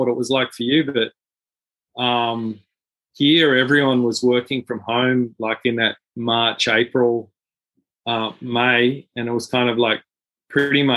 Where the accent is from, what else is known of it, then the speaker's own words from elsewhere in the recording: Australia; I'm an Australian